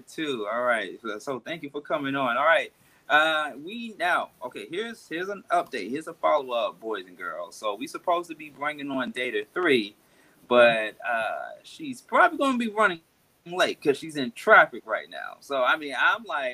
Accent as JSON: {"language": "English", "town": "Atlanta", "region": "Georgia", "country": "United States", "tie": "born or raised there", "said": "the ATL, of course, my hometown"}